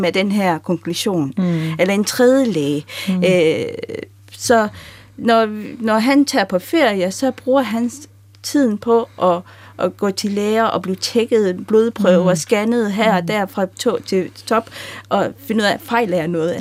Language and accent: Danish; Denmark; jeg er opvokset i Danmark